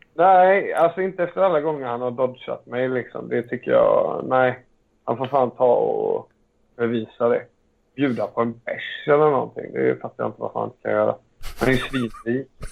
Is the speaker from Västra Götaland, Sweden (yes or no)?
yes; Alingsås, Västra Götaland, Sweden; Alingsås där jag är ifrån